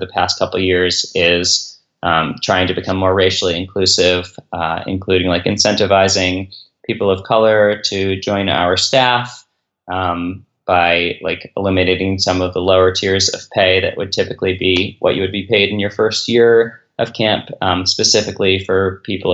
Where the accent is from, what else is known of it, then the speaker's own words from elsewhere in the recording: Philadelphia, Pennsylvania, United States; moved away as an adult; now in Cincinnati, United States; I'm from Philadelphia, I live actually just outside Cincinnati